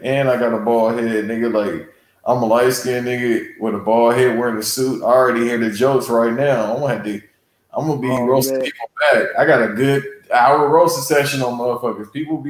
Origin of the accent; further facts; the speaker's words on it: Los Angeles, California, United States; I'm from South Central L.A.